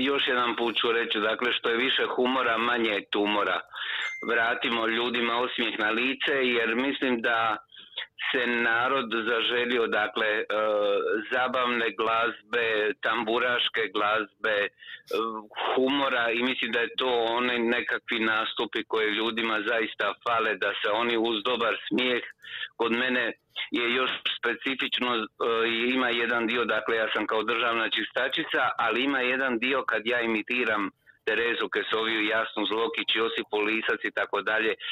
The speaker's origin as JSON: {"language": "Croatian", "country": "Croatia", "said": "koji ti je najdemokratski proizvod kod nas u Hrvata?"}